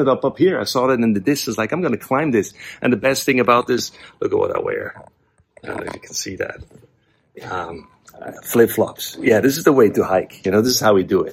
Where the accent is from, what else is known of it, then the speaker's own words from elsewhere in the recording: Switzerland; moved away; So I grew up over here, and Zurich is over there. It's about 20 minutes.